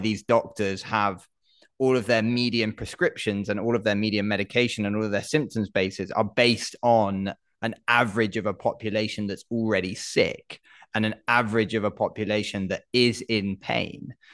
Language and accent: English; United Kingdom